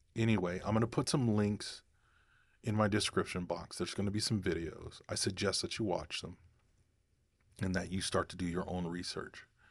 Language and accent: English; United States; as American citizens